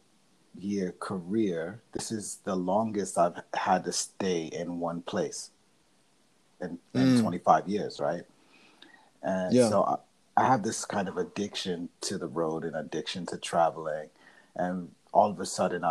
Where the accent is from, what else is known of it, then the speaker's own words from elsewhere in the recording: New York City, New York, United States; I'm not from Holland, because, you know, there's a Brooklyn in the Netherlands. Not from that one, right? I'm from I'm from the colony